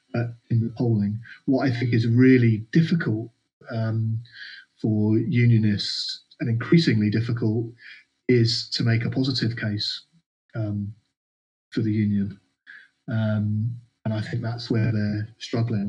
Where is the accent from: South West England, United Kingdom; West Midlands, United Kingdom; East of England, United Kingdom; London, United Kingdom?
London, United Kingdom; moved away as an adult; now in Scotland, United Kingdom; I arrived as a more fresh-faced Londoner. Still got still got my accent, of course